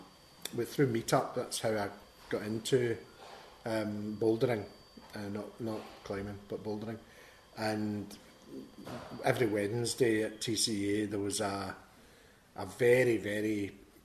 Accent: Glasgow, Scotland, United Kingdom; I'm from Springburn originally

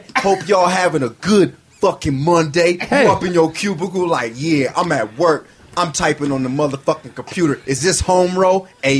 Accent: West Coast, United States; I'm from the West Coast, so I talk different.

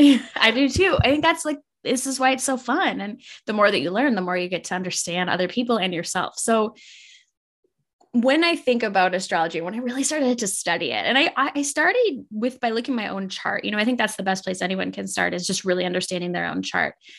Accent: Minnesota, United States; I grew up in Minnesota and it was a really small town.

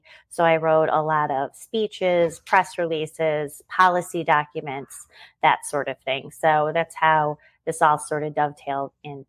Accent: Naperville, Illinois, United States; also born or lived in Orland Park, Illinois; I was born and raised in the suburbs of Chicago. So my hometown is Naperville, Illinois, which is a western suburb. Right now I live in Orland Park. So born, raised here

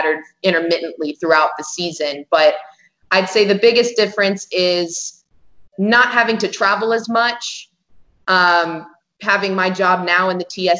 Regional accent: Phoenix, Arizona, United States; now in Tucson, United States; I'm originally from Phoenix, which is just about an hour and 45 minutes, 2 hours north of here.

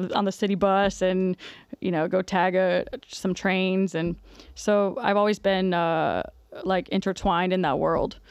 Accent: South Florida, United States; moved away; I'm from South Florida, and when I was younger, I was heavily involved in the hip hop scene down there, in Miami especially

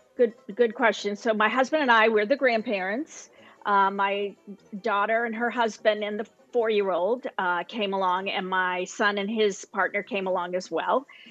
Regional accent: Portland, Maine, United States; I'm from the Portland, Maine area, which is the southern part of Maine.

